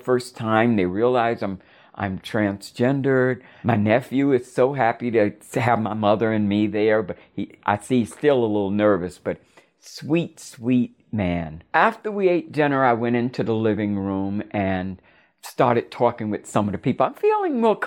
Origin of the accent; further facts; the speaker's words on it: West Palm Beach, Florida, United States; moved away; my childhood home in West Palm Beach